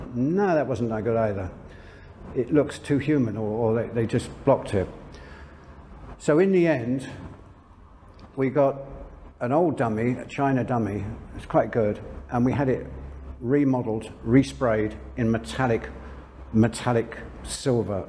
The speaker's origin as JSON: {"language": "English", "region": "London", "country": "United Kingdom", "also_born_or_lived": "France", "moved": "as an adult", "lives_now": "Chiang Mai, Thailand", "said": "I'm from London, England."}